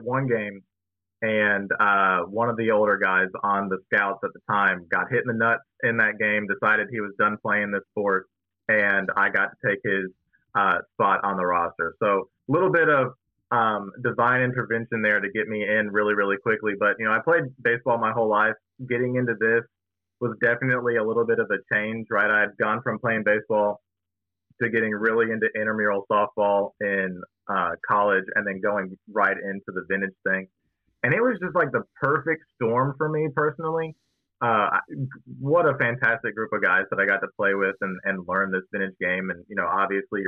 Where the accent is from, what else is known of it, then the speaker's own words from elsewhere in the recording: Smyrna, Tennessee, United States; also born or lived in Knoxville, Tennessee; I was from the Smyrna area. I went to Smyrna High School. Shout out Bulldogs. And had lived here my entire life